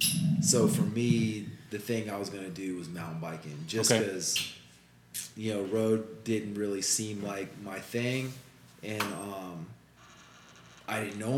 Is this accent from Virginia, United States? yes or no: yes; Richmond, Virginia, United States; moved away as an adult; I was born in Richmond, Virginia. Okay. I grew up there. Graduated high school there in 92.